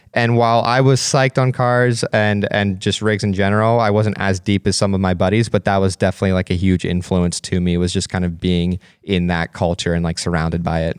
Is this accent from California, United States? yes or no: no; Pennsylvania, United States; growing up in Pennsylvania